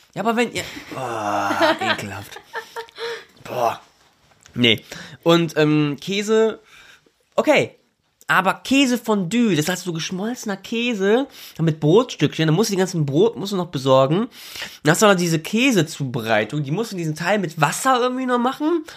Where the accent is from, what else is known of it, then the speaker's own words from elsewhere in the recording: Germany; ich bin Deutscher. Mein, mein Vater kommt aus Pakistan